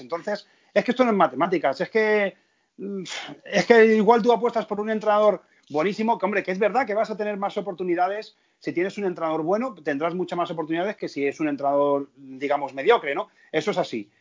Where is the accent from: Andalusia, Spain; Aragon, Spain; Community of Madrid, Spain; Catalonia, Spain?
Community of Madrid, Spain; Madrid; moved away as an adult; now in Seville, Spain; yo soy, yo soy madrileño, he vivido allí hasta hace año y medio.